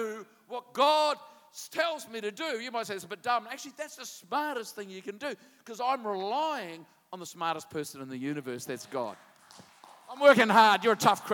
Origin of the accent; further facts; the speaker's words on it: New Zealand; I'm a Kiwi